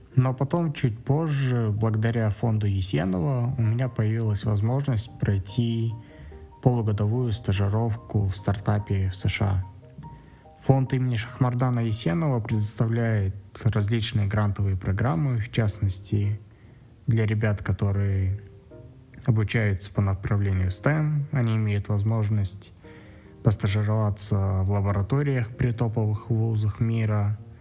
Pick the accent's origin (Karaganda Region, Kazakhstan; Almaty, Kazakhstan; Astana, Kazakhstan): Astana, Kazakhstan; мне 30 лет, я из Астаны